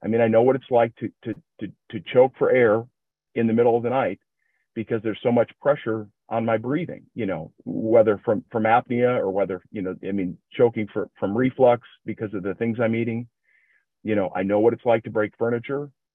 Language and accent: English; Minnesota, United States; accent: generic Midwestern; I'm from Minnesota, so if it sounds like uh, just a just a generic Midwestern ac- accent, that's what you'll have here